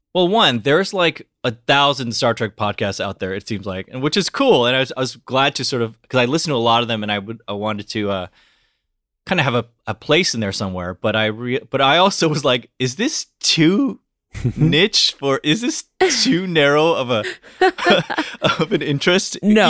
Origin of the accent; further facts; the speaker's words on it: United States; I'm Korean American